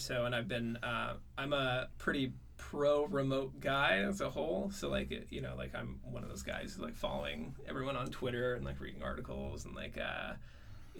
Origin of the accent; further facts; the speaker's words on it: Norway, Michigan, United States; also born or lived in San Francisco; I'm from Norway, Michigan. I grew up in the Upper Peninsula.